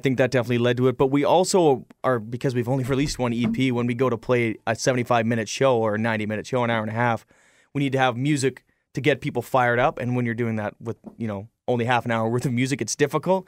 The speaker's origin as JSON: {"language": "English", "country": "Canada", "tie": "born or raised there", "said": "We, we spend our whole lives in Canada"}